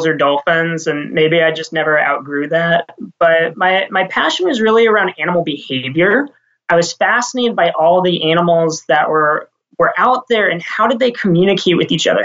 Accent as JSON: {"language": "English", "town": "Washington", "region": "District of Columbia", "country": "United States", "tie": "born or raised there", "also_born_or_lived": "Maine / California", "moved": "as an adult", "lives_now": "Sausalito, United States", "said": "I'm actually from the East Coast originally. So I grew up in Washington, D.C."}